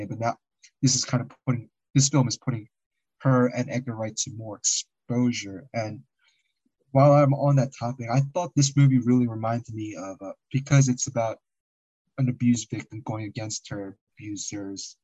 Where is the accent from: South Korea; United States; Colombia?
South Korea; English is a second language; moved away; I was born in the Korea in the 80s